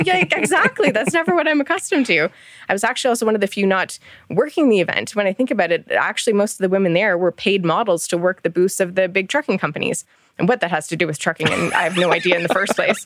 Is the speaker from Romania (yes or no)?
no; Ontario, Canada; moved away as an adult; also born or lived in Michigan; now in Alberta, Canada; I'm from Ontario originally. My family is still out in Ontario. I grew up there